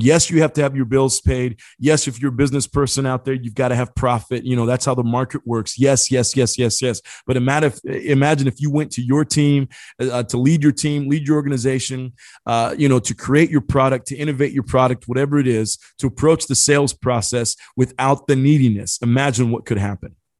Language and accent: English; Indiana, United States; I grew up in Indiana